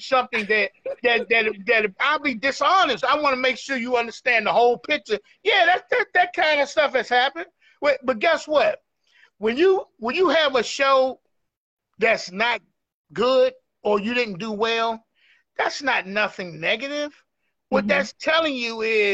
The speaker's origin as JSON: {"language": "English", "town": "Washington", "region": "District of Columbia", "country": "United States", "said": "I'm from Northeast D.C."}